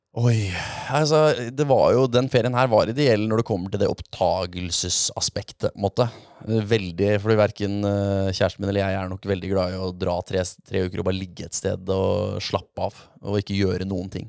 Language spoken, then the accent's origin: Norwegian; Moss, Østfold, Norway; Jeg er fra Moss